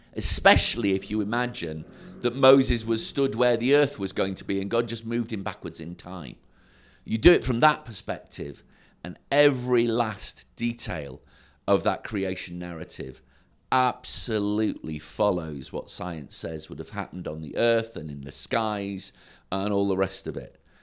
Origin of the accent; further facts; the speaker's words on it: Sprotbrough, Yorkshire and the Humber, United Kingdom; also born or lived in Derby / Woodlands, North Doncaster; I, I grew up in Sprockborough